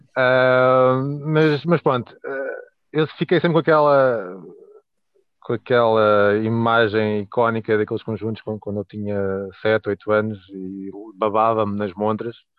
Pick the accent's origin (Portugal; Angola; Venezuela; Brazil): Portugal; Leiria, Centro; tenho 39 anos, sou de Liria